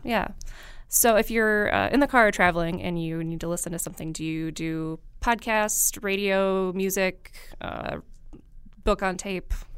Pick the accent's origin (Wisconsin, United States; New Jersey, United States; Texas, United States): Wisconsin, United States; Marinette; I grew up in Marinette